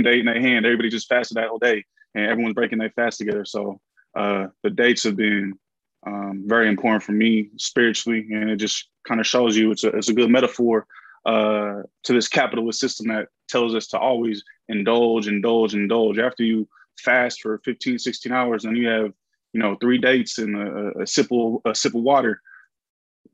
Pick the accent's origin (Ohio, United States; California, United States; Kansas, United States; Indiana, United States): California, United States; Bay Area; growing up in the Bay Area, going to De La Salle in Concord, California